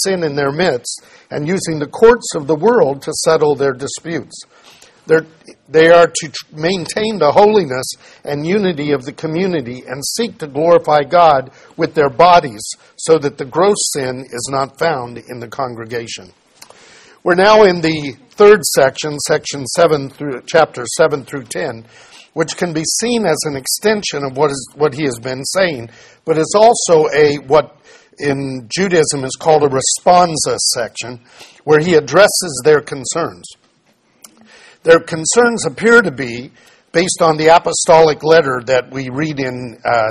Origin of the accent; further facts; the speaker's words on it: United States; we grew up where idolatry in America simply wasn't practiced